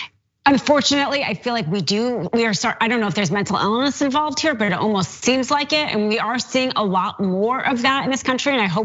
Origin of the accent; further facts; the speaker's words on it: Los Angeles, California, United States; I'm from Los Angeles